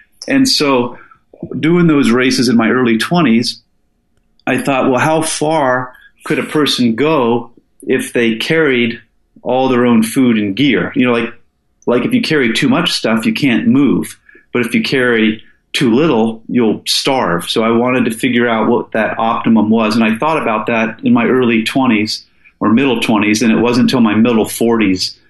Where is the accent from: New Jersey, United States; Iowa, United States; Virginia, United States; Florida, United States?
Virginia, United States; Falls Church; moved away as an adult; also born or lived in Seattle, Washington; now in Alaska, United States; I moved to the East Coast with my dad and mom as a kid, and I went to high school in Falls Church inside of the Beltway near D.C.